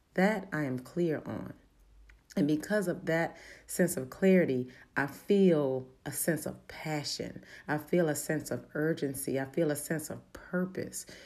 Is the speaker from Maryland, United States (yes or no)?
yes; Baltimore, Maryland, United States; accent: Baltimore dialect; I'm from Baltimore. Sometimes that little Baltimore dialect